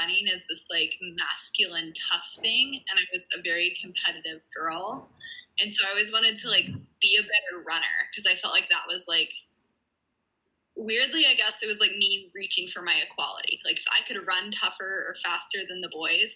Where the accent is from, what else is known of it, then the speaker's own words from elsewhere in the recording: New Mexico, United States; also born or lived in Virginia; I was born in Virginia, and nice. Then I grew up mostly in New Mexico